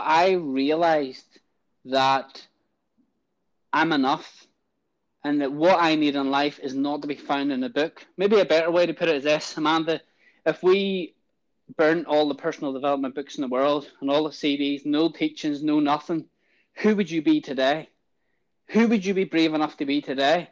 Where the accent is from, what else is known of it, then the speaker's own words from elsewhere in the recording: Ballymena, Northern Ireland, United Kingdom; I was born in Ballymena, lived in Ballymena, grew up in like a kind of a house in the state area